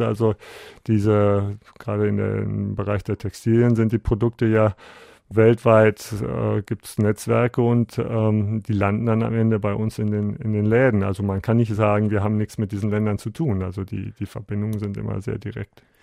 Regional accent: Bielefeld, North Rhine-Westphalia, Germany; moved away as an adult; now in Guatemala; meine Heimatstadt hier in Bielefeld

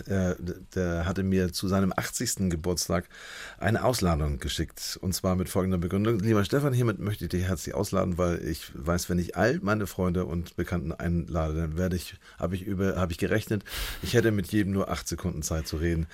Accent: Hamburg, Germany; als Hamburger

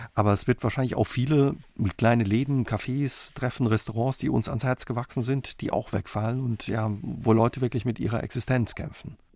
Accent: Saarland, Germany; bei uns im Saarland

